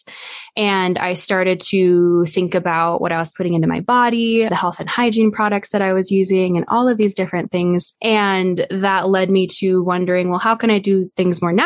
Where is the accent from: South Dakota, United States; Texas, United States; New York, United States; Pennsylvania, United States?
South Dakota, United States; Black Hills; I was raised in the Black Hills.